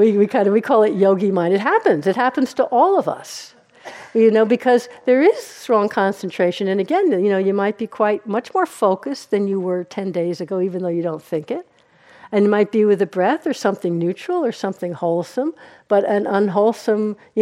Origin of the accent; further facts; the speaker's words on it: New York, United States; I'm from New York. Since my New Yorkness really comes out